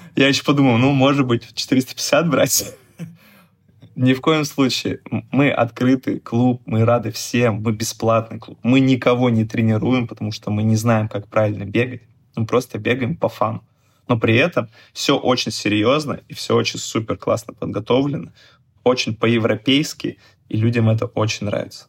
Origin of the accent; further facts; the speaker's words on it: Chelyabinsk Oblast, Russia; moved away as an adult; now in Saint Petersburg, Russia; я в своем родном городе, откуда я приехал, из Челябинска, девять лет назад